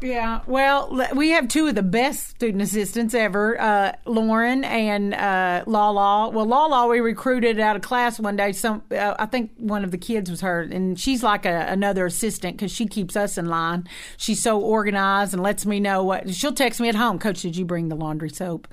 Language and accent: English; Ardmore, Oklahoma, United States; moved away; also born or lived in Texas; We're both from Oklahoma, the Ardmore area